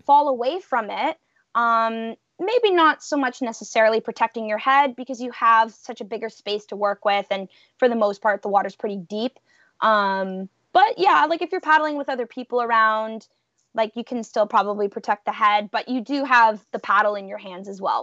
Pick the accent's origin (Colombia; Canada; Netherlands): Canada; Welland River, Ontario; born or raised there